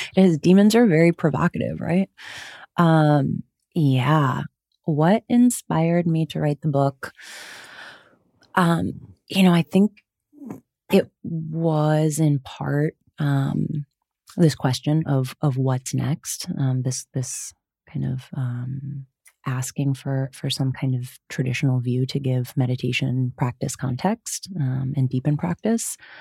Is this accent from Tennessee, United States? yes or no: no; Wisconsin, United States; I grew up in Wisconsin. Uh, you'll hear the hard vowels